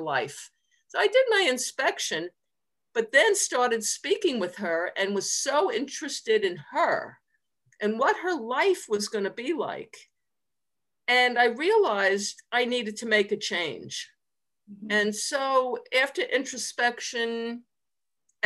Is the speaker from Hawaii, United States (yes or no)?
no; Long Island, New York, United States; moved away as an adult; also born or lived in Nassau County; I grew up on Long Island, which is outside of New York City